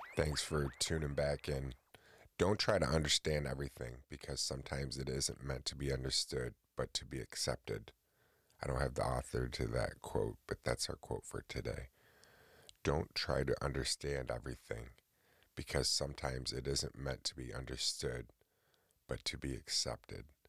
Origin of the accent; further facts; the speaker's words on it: upstate New York, United States; I live in New York, born and raised in New York